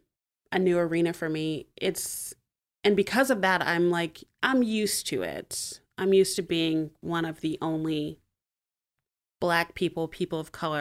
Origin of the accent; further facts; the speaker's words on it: Montgomery, United States; also born or lived in New Hampshire / Texas / Florida; So anyway, I guess I'm from Montgomery. I say I'm mostly from Montgomery. My dad was in the Air Force, so we moved around a bit. I was born in New Hampshire. Oh. I've lived in Texas and Florida.